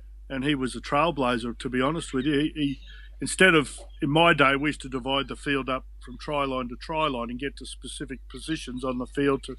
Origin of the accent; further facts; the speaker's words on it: Brisbane, Queensland, Australia; moved away as an adult; also born or lived in Penrith; now in Cronulla, Australia; being a young bloke growing up in Brisbane